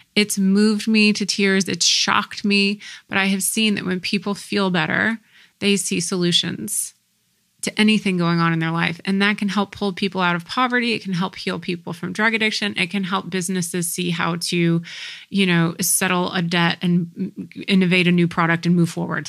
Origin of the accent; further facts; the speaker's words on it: United States; growing up in the States